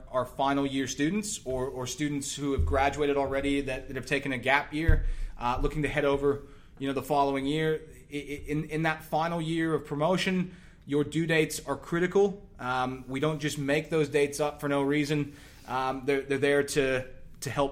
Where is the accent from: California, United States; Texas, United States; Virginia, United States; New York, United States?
Texas, United States; moved away as an adult; now in Australia; I grew up in Texas